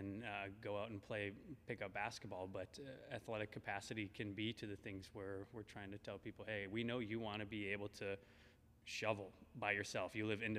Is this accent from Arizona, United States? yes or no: no; Minneapolis, Minnesota, United States; I'm from Minnesota, Minneapolis originally